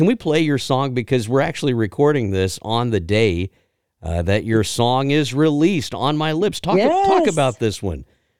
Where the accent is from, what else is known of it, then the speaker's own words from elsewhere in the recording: Texas, United States; now in Georgia, United States; I grew up in Texas